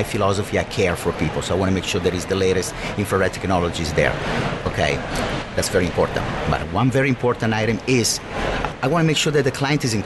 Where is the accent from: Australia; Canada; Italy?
Italy; moved away; I grew up with three sisters. I grew up in Italy